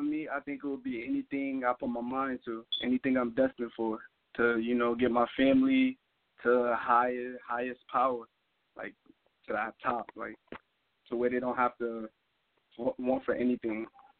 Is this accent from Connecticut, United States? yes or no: yes; Hartford, Connecticut, United States; Hartford, Connecticut.